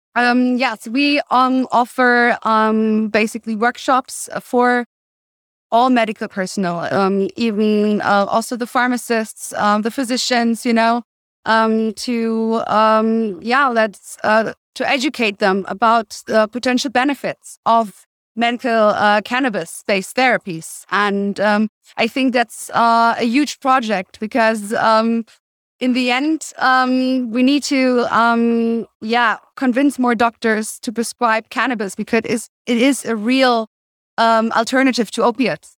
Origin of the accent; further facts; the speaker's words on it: Cologne, North Rhine-Westphalia, Germany; now in Berlin, Germany; I'm personally from Cologne